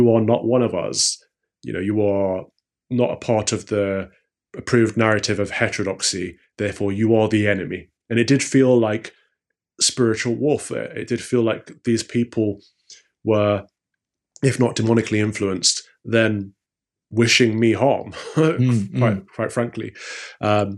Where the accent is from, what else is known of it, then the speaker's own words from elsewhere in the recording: East Midlands, United Kingdom; now in London, United Kingdom; I grew up in the Midlands. So if you've heard of Robin Hood, Sherwood Forest, that's where I grew up